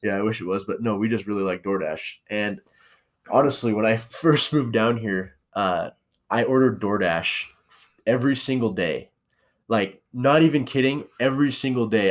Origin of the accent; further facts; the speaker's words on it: Spokane, Washington, United States; moved away as an adult; also born or lived in St. Maries, Idaho; now in Boise, United States; I'm from Spokane, Washington, and Saint Mary's